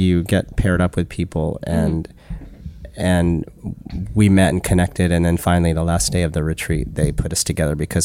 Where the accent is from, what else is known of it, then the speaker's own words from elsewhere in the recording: Utah, United States; moved away as an adult; now in New York, United States; I grew up in Utah, you know, Jewish